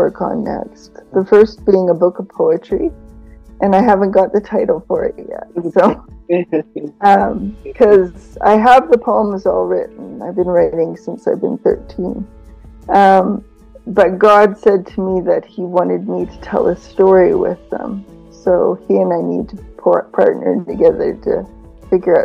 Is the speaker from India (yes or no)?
no; Canada; I am from Canada